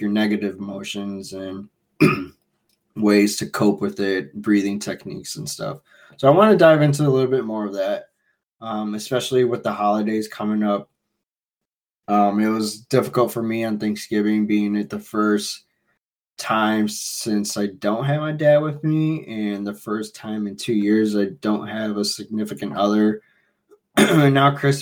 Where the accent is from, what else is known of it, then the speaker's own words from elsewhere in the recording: Chicago, Illinois, United States; I'm from Chicago